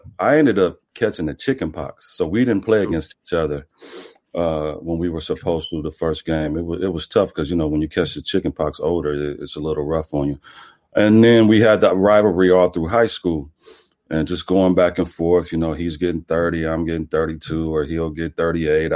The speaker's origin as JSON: {"language": "English", "town": "Omaha", "region": "Nebraska", "country": "United States", "tie": "born or raised there", "said": "Growing up in Omaha, you know, it's a tough town."}